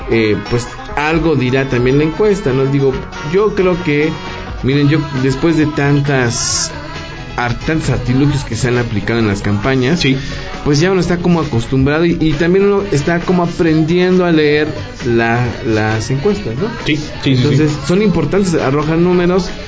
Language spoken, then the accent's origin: Spanish; Oaxaca, Mexico; de, de, Oaxaca. Sí, de donde yo soy.